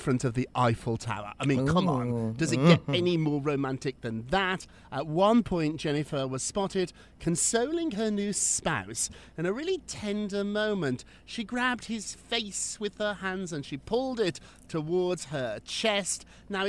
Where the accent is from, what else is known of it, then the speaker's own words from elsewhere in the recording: United Kingdom; moved away as an adult; now in New York, United States; I'm now an American. I've been here longer now than I was in Britain